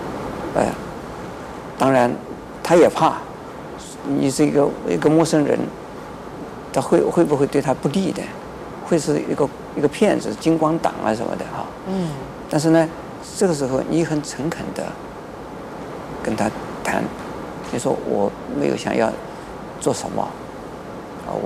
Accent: China; 我们中国人呢，不是种族歧视，嗯，而是呢，乡土歧视。

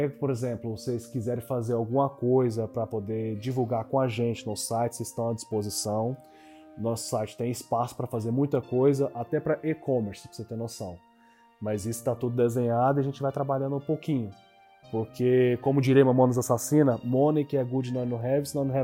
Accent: Rio de Janeiro, Brazil; eu sou do Rio de Janeiro

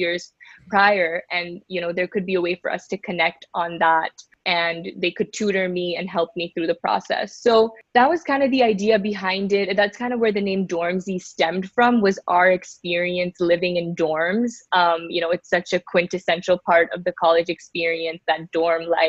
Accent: Bay Area, California, United States; moved away as an adult; also born or lived in New York; I grew up in the Bay Area, about 30 minutes outside of San Francisco. Lived here my whole life

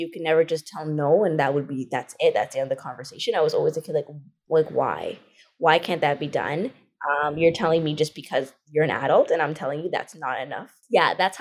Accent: Ajax, Ontario, Canada; also born or lived in Scarborough, Ontario; I grew up in Scarborough for like until about grade two. So not majority of my life. I actually was in Ajax, but started in Scarborough

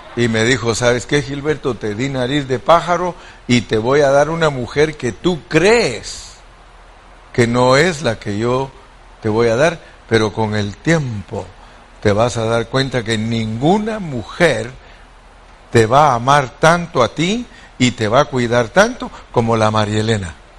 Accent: Guatemala; moved away; donde yo nací en Guatemala

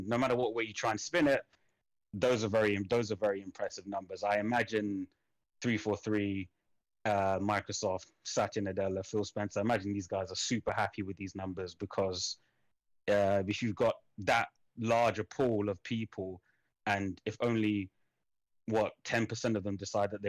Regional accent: United Kingdom; I'm British

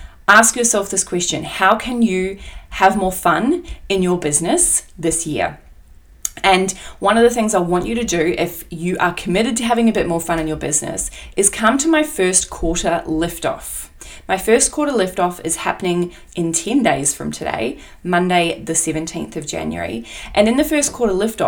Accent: Australia; accent: Aussie; my Aussie accent

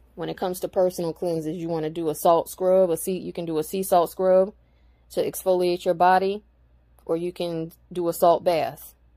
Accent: United States; I'm indigenous to America. I belong here

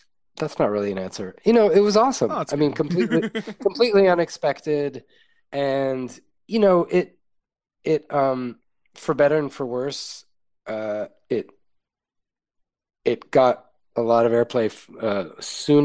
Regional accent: New York, United States; I grew up in New York

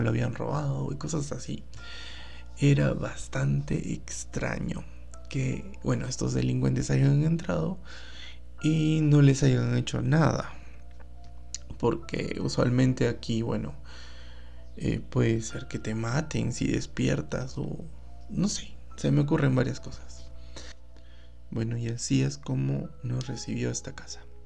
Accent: Arequipa, Peru; queda en la ciudad de Arequipa y se conoce como Socabaya. Eh, bueno, este distrito es bien grande y yo vivía en la parte de San Martín de Socabaya

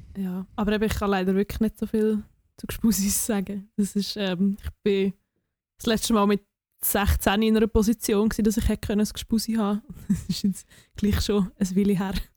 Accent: near Oberwil-Lieli, Aargau, Switzerland; Oberwil Lili ist, ist irgendwie so 10 Minuten von dort, wo ich herkomme

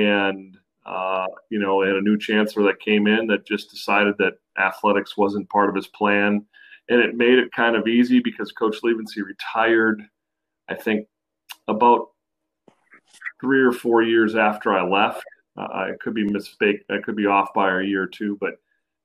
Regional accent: Minnesota, United States; moved away as an adult; now in North Carolina, United States; a native of Minnesota for land of 10,000 lakes

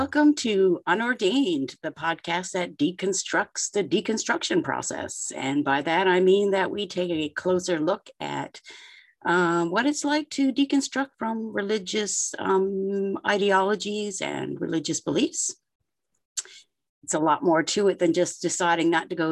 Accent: Canada; I'm Canadian

